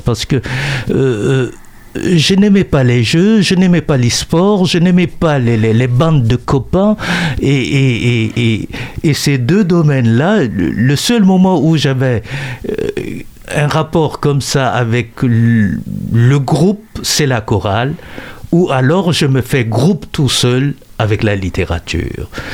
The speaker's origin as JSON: {"language": "French", "country": "Chad", "tie": "born or raised there", "said": "moi, au Tchad"}